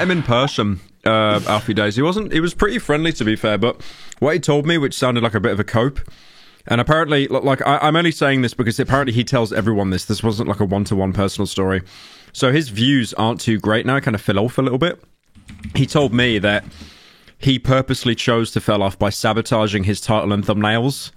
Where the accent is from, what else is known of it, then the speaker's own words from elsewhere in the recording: United Kingdom; I'm British